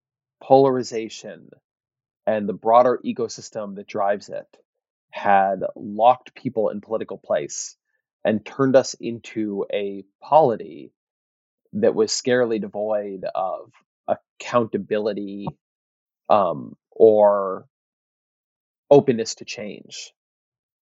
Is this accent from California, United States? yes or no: yes; Orange County, California, United States; When I was growing up in Orange County, we got the LA Times.